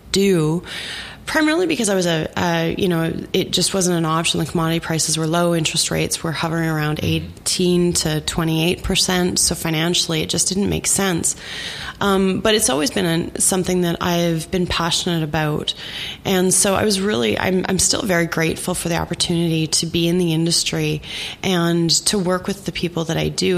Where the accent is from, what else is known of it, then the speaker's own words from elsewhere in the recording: Saskatchewan, Canada; moved away as an adult; I grew up in Saskatchewan in the 80s and early 90s